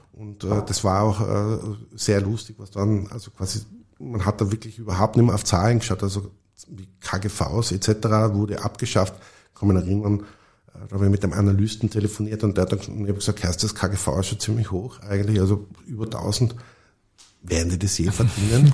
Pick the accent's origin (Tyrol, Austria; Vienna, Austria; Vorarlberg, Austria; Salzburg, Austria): Tyrol, Austria; also ich bin in Tirol aufgewachsen